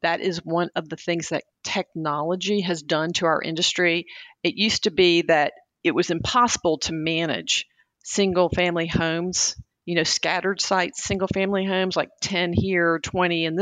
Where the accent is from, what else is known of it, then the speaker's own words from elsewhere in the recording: outside of Atlanta, Georgia, United States; my sixth grade class growing up outside of Atlanta.